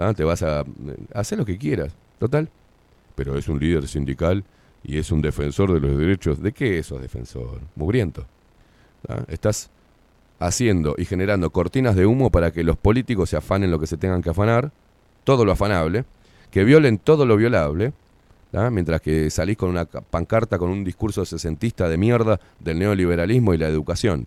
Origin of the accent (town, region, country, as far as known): Uruguay